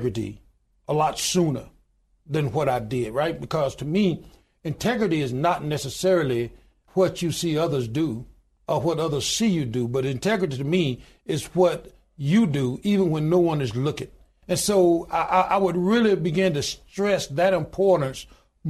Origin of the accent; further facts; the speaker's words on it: Goodwater, Alabama, United States; I was born in a little small town in Goodwater, Alabama, population 1,292 today